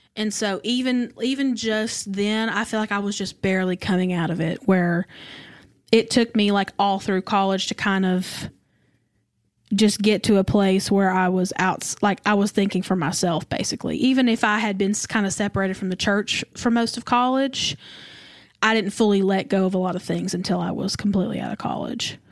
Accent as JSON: {"language": "English", "region": "the South", "country": "United States", "tie": "born or raised there", "said": "I was raised in the South"}